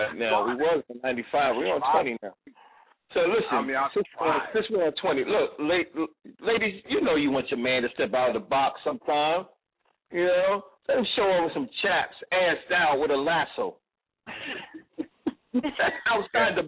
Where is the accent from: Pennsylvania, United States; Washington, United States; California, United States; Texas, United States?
Pennsylvania, United States; Philadelphia; I'm from Philly